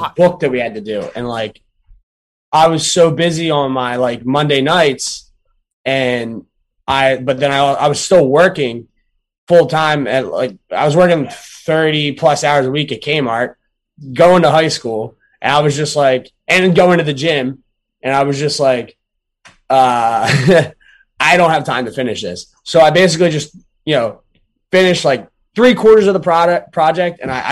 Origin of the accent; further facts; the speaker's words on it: Glassboro, New Jersey, United States; the town I grew up in Glassboro, New Jersey